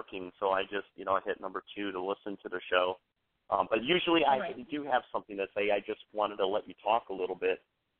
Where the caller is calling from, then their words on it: New York, United States; Hey, this is … out of New York State.